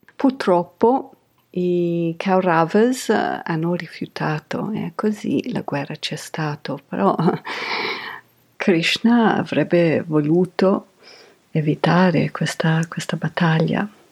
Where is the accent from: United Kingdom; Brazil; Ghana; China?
United Kingdom; England; io sono cresciuta in Inghilterra negli anni Ottanta